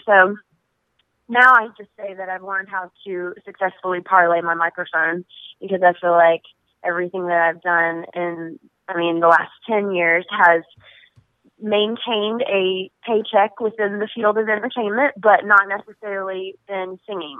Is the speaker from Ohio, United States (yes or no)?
no; Travelers Rest, South Carolina, United States; It's been near and dear to my stomping grounds for the majority of my life